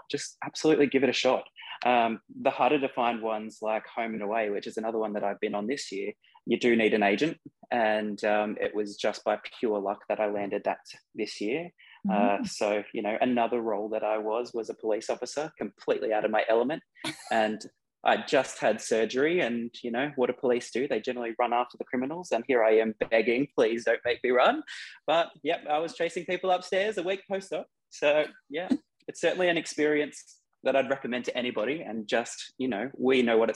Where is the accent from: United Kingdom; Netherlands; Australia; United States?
Australia; Bathurst, New South Wales; also born or lived in Penrith; I was born in Penrith, but when my family made that decision to go out to Bathurst